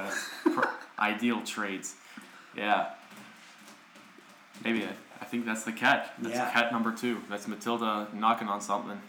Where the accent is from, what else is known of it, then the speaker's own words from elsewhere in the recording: United States; now in Copenhagen, Denmark; I'm an American.